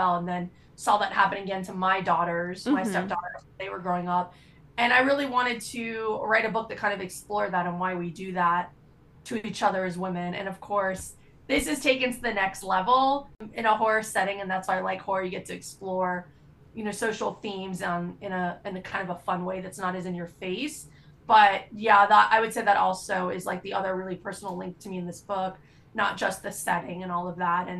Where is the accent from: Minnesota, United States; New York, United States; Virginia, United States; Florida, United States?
Florida, United States; I grew up in Florida. I lived through tons of hurricanes.